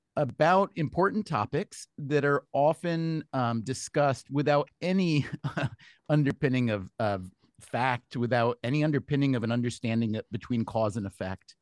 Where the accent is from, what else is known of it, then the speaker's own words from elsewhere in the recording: New York, United States; as a New Yorker myself